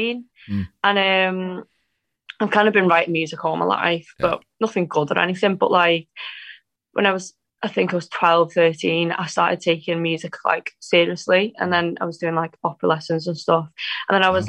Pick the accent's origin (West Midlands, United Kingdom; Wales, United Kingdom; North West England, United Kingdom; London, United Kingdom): Wales, United Kingdom; Anglesey; now in Manchester, United Kingdom; So I'm from Anglesey, which is a little island at the top of Wales.